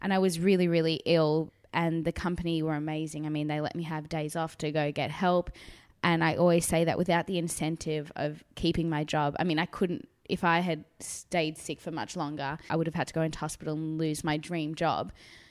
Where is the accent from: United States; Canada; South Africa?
South Africa; now in Australia; So, as I said, I immigrated from South Africa. So my parents were never brought up with Neighbours.